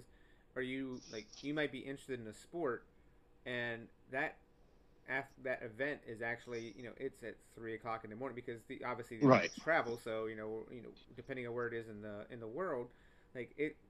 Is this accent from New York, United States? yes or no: no; North Carolina, United States; when I grew up in North Carolina